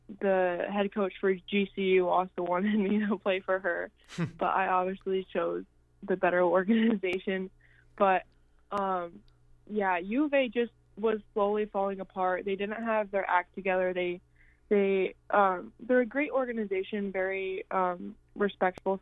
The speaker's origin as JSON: {"language": "English", "region": "Arizona", "country": "United States", "said": "I'm from Arizona"}